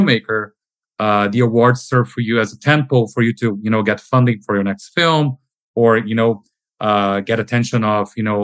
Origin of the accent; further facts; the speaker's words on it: Brazil; moved away as an adult; now in Amsterdam, Netherlands; I'm originally from Brazil